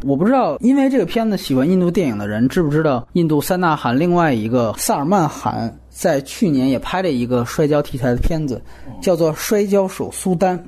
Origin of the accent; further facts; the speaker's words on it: China; 作为中国人